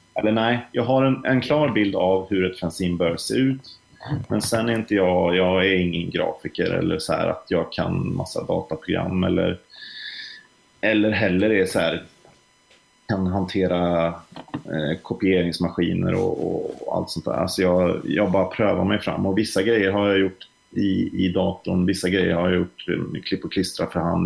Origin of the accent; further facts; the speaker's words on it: Trollhättan, Västra Götaland, Sweden; jag kom ju från Trollhättan som ligger nära Vänersborg